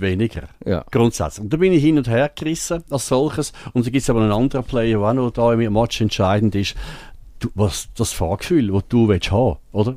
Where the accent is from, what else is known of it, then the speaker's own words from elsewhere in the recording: Switzerland; bei uns in der Schweiz